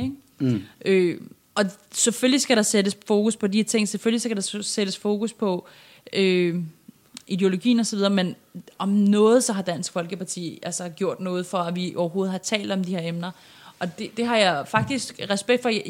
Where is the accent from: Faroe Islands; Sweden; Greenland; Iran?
Iran; now in Denmark; kommer jeg jo oprindeligt fra Iran